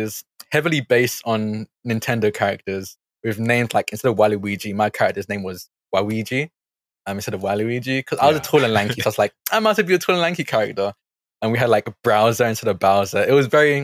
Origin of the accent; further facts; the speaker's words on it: Essex, East of England, United Kingdom; also born or lived in Hackney, London; I grew up in Essex. I was born in Hackney, but stayed there for like 2 or 3 years, and I've been here ever since